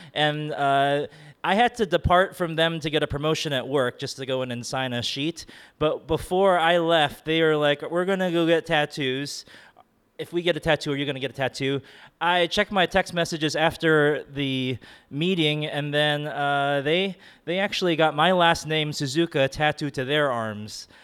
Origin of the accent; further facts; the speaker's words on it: Oahu, Hawaii, United States; I'm from Oahu. It's the most populated island.